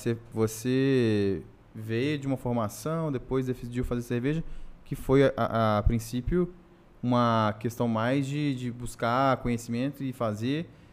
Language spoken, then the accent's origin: Portuguese; Brasília, Federal District, Brazil; also born or lived in Paracatu; eu nasci em Brasília